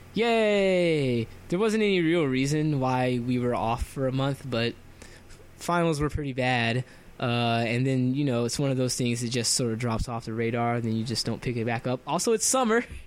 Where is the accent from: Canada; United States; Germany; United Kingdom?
United States; Florida; moved away; I'm from Florida, and so Florida is really humid